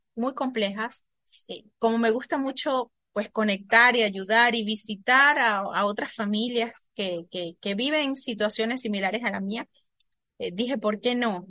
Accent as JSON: {"language": "Spanish", "region": "the Venezuelan Andes", "country": "Venezuela", "tie": "born or raised there", "also_born_or_lived": "Caracas", "moved": "as an adult", "said": "soy de Venezuela, nací en los Andes, soy de la parte andina, de la cordillera de aquí del país"}